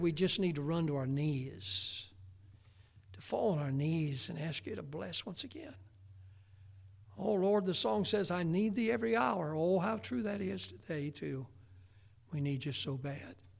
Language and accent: English; United States; I was born in America.